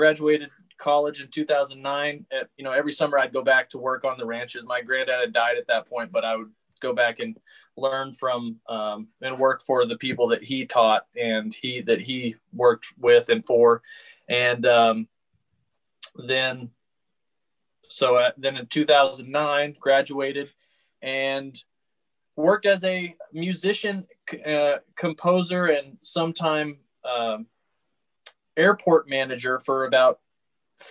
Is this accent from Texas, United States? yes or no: yes; Texas Panhandle, United States; I grew up in the Texas Panhandle